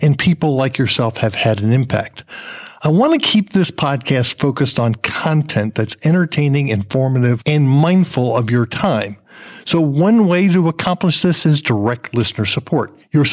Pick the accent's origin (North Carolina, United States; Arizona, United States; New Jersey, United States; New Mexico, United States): New Jersey, United States; moved away; I'm from New Jersey originally